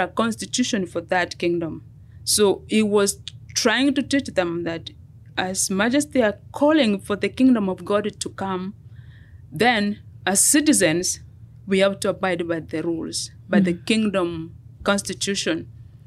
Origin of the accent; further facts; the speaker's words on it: Kenya; moved away as an adult; now in United States; I am a Kenyan. I moved here 24 years ago, almost 25 years ago.